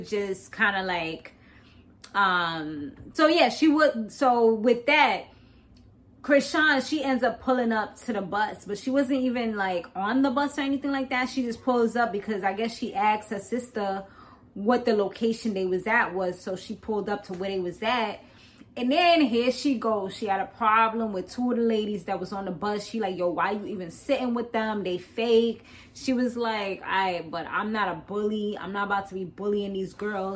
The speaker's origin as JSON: {"language": "English", "region": "East Coast", "country": "United States", "said": "I'm from the East Coast"}